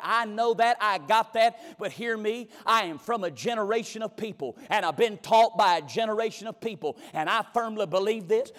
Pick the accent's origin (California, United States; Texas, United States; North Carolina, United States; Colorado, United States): North Carolina, United States; McLeansville; I was raised in McLeansville, North Carolina